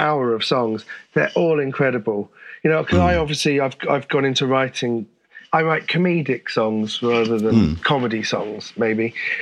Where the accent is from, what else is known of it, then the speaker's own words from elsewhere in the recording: St Albans, East of England, United Kingdom; moved away as an adult; also born or lived in Finsbury Park, London; now in Holloway, London, United Kingdom; I grew up in Finsbury Park until I was about 7 or 8. And then we moved to St. Albans.